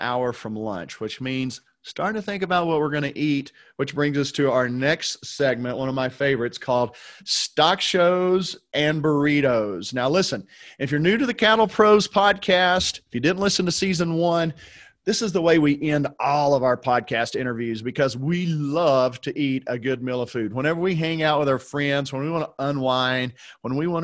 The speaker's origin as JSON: {"language": "English", "region": "Oklahoma", "country": "United States", "tie": "born or raised there", "said": "I'm from Oklahoma"}